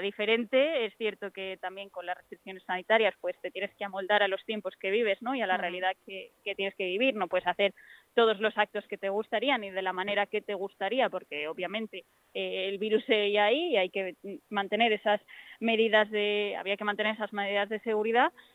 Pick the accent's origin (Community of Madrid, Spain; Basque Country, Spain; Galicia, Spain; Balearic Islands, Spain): Community of Madrid, Spain; Fuenlabrada; soy de Fuenlabrada, eh, esta es mi casa